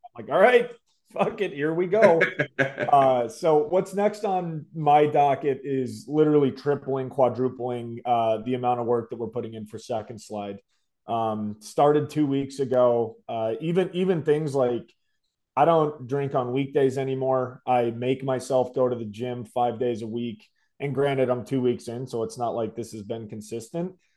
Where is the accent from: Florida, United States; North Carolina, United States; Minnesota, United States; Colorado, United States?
Colorado, United States; Denver; I grew up in Denver